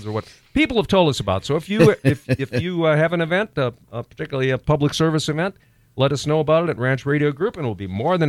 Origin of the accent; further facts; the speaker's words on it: Dalhart, Texas, United States; I was born in Dalhart, Texas, and that's way up in the panhandle.